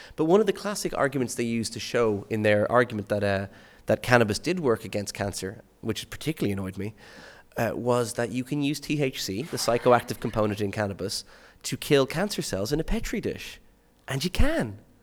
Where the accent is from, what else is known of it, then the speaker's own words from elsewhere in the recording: Skerries, Leinster, Ireland; my hometown is a place called Skerries in, in Dublin